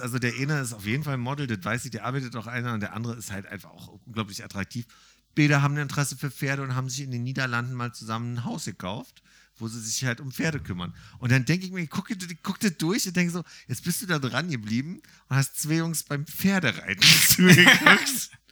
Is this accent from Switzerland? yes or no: no; Berlin, Germany; gebürtiger Berliner